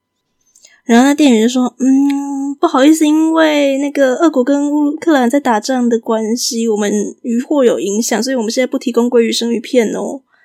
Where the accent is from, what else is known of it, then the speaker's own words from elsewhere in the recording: Taiwan; 我们台湾人